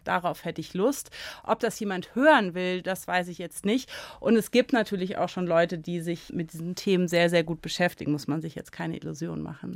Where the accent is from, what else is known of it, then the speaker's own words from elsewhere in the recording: Göttingen, Lower Saxony, Germany; also born or lived in Bad Gandersheim; in Göttingen tatsächlich, wo ich geboren bin.